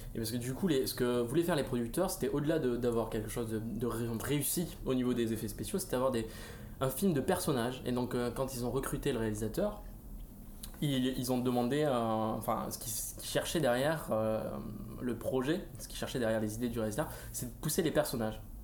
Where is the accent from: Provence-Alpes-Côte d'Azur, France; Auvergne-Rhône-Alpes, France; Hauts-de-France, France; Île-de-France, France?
Île-de-France, France; Paris; en tant que Parisien